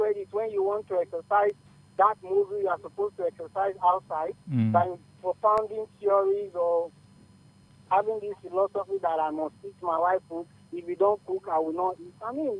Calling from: Lagos, Nigeria; I'm calling from Lagos.

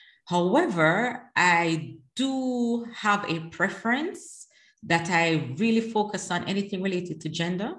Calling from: The Hague, South Holland, Netherlands; At the moment, I am in The Hague, the Netherlands.

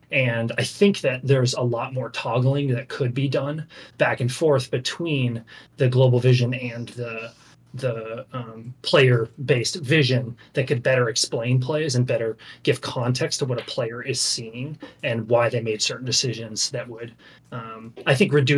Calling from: Wilmington, Delaware, United States

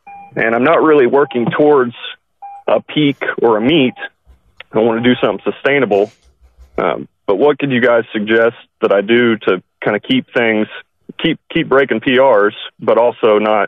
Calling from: Oklahoma, United States; from Oklahoma.

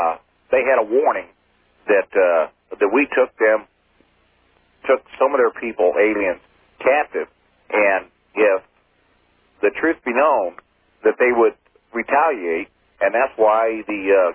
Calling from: Kansas City, United States; Kansas City.

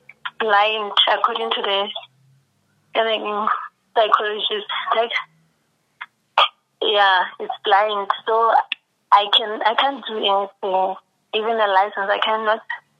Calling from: Kuruman, Northern Cape, South Africa; I'm calling from Northern Cape, Kurumani.

